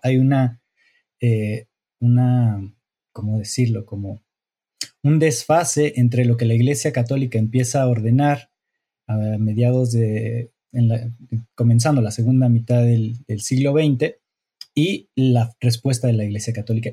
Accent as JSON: {"language": "Spanish", "country": "Mexico", "said": "yo como mexicano"}